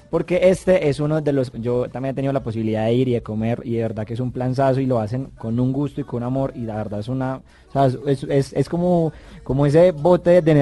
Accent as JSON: {"language": "Spanish", "town": "Medellín", "region": "Antioquia", "country": "Colombia", "said": "Chachos, yo vengo de Medellín, papá."}